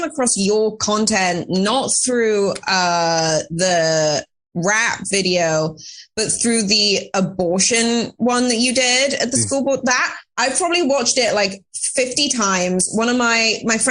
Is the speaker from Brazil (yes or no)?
no; United Kingdom; now in United States; I'm so British